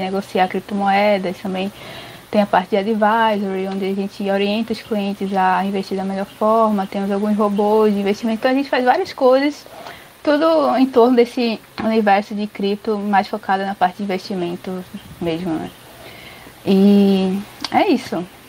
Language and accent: Portuguese; Recife, Pernambuco, Brazil; moved away as an adult; also born or lived in São Paulo; eu sou de Recife, né? Mas aí eu, quando eu fui morar em São Paulo